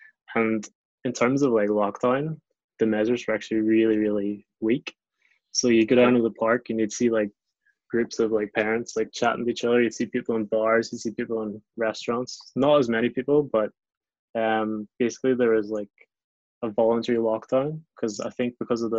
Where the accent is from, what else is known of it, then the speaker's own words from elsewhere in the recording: Glengormley, Northern Ireland, United Kingdom; moved away as an adult; also born or lived in England / China; now in Japan; I am from Glengormley.